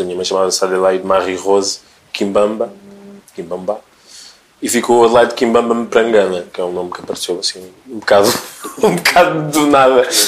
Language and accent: Portuguese; Sertã, Centro, Portugal; also born or lived in Democratic Republic of the Congo; now in Lisbon, Portugal; Passo muito tempo com pessoas do Porto, depois sou da Sertã, depois estou em Lisboa